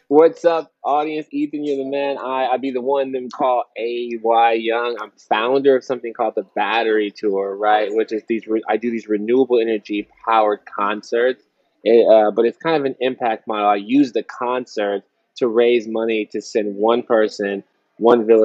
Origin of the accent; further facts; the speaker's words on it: Kansas City, Missouri, United States; I'm from Kansas City, Missouri.